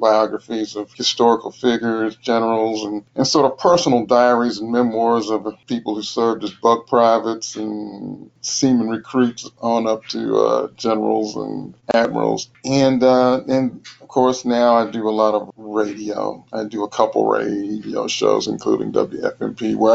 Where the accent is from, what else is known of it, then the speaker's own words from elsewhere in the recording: Louisville, Kentucky, United States; Born and raised in Louisville